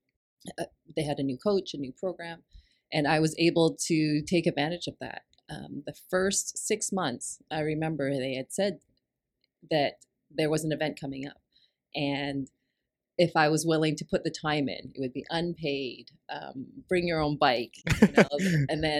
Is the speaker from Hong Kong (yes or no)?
yes; Hong Kong; born there; So I had finished university and moved over to Hong Kong. I was born in Hong Kong.